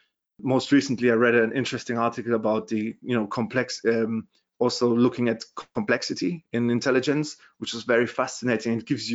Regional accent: Germany; accent: German; English is a second language; also born or lived in London, United Kingdom; as you can hear from my Terminator accent, I'm from Germany originally.

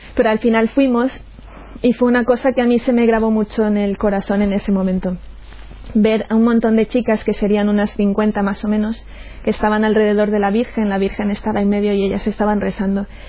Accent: Chone, Manabí, Ecuador; moved away; also born or lived in Portoviejo, Ecuador; aunque yo nací en Puerto Viejo, luego cuando mis padres se separaron nos fuimos a vivir a Chone

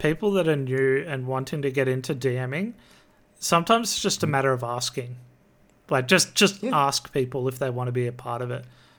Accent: Australia; I'm an Aussie.

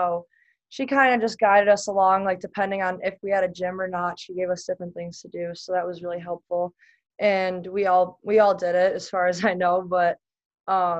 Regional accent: Buffalo, New York, United States; my hometown in Buffalo

